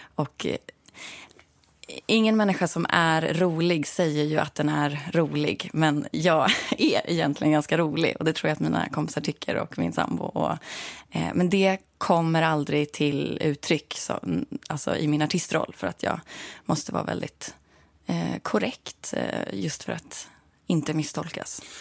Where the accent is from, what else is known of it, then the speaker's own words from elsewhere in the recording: Sörmland, Södermanland, Sweden; also born or lived in Stockholm / Katrineholm / Nyköping; Jag är född här, men jag är uppvuxen i Sörmland.